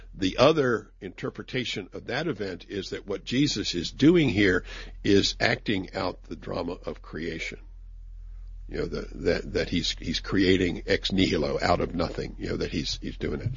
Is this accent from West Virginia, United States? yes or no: yes; West Virginia, United States; I'm from West Virginia